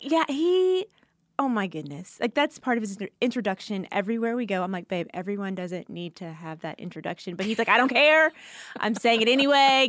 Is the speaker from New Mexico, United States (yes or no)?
no; Atlanta, Georgia, United States; also born or lived in Louisiana; I grew up in Atlanta